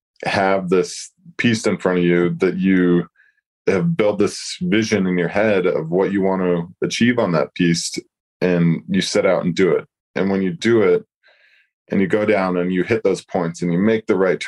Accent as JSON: {"language": "English", "town": "Sundance", "region": "Utah", "country": "United States", "said": "I come from Sundance, and it's a small mountain"}